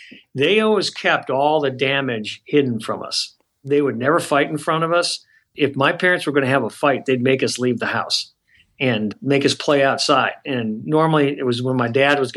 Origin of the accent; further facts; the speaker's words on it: a suburb of Detroit, Michigan, United States; I grew up in Michigan, a suburb of Detroit